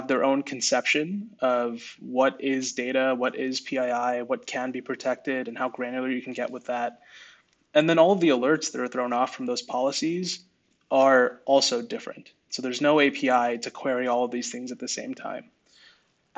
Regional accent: Bay Area, California, United States; I grew up in the Bay Area.

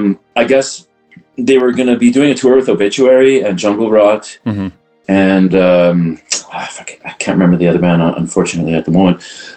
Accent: Canada; accent: Canadian French; first language French; English is a second language; and I'm French, man, and nobody can understand me, and because I'm Canadian French and they're France French

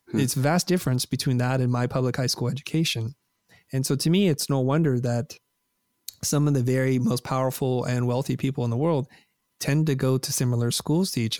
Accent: Vietnam; a country who's welcomed my family and I because we're refugees from Vietnam

